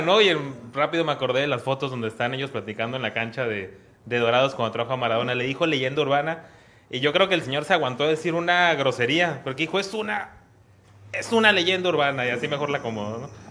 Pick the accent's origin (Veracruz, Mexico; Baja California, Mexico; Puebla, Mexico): Baja California, Mexico; Mexicali; moved away as an adult; now in Tijuana, Mexico; yo soy de Mexicali y hace seis años llegué acá a Tijuana a trabajar